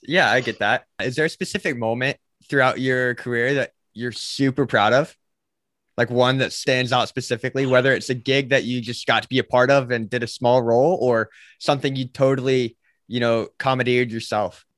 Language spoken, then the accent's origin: English; Charleston, South Carolina, United States; also born or lived in Florida; I grew up in Charleston